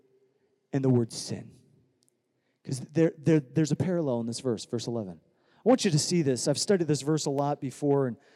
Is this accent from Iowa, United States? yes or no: yes; Iowa, United States; now in California, United States; I grew up in Iowa without technology